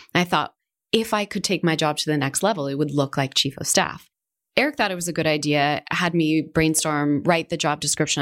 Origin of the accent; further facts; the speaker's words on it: Seattle, Washington, United States; moved away as an adult; also born or lived in California; now in Spain; I grew up in Seattle.